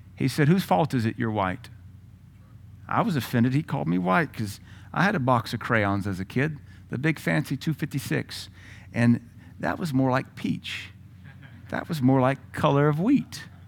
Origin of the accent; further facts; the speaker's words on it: United States; also born or lived in Tennessee / Louisiana; I'm from Louisiana and Tennessee